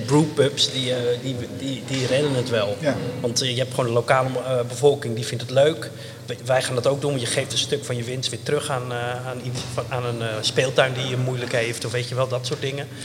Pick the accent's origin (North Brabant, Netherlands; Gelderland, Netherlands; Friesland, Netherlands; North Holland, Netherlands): North Holland, Netherlands; Enkhuizen; moved away; also born or lived in Brussels; We zijn opgegroeid in Enkhuizen